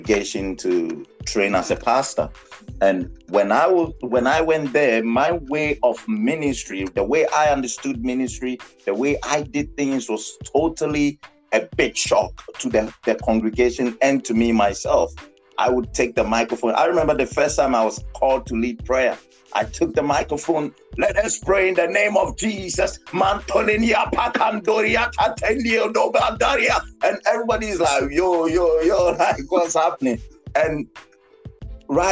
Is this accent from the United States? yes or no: no; Ghana; accent: African; English is a second language; moved away as an adult; also born or lived in United Kingdom; I grew up in Ghana